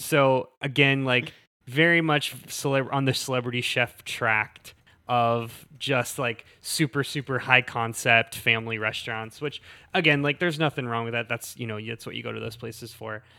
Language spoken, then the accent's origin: English; Southwest Pennsylvania, United States; moved away; born and raised in South, Southwest Pennsylvania